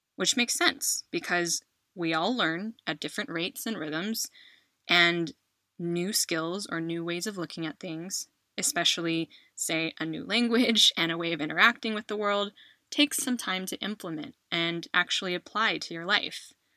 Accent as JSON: {"language": "English", "country": "United States", "moved": "as an adult", "lives_now": "Spain", "said": "I am an American who has called Spain home for the last 10 years"}